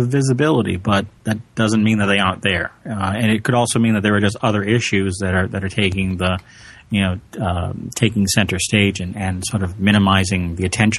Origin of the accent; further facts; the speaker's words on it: Massachusetts, United States; here in Massachusetts, which is my home state